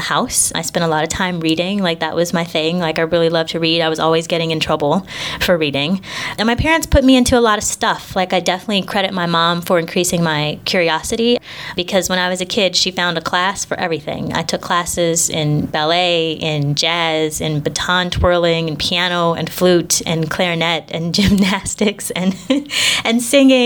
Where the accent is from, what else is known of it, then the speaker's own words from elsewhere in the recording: Indianapolis, Indiana, United States; moved away as an adult; also born or lived in Chicago / Long Beach, California; I grew up in Indianapolis, Indiana, on the east side.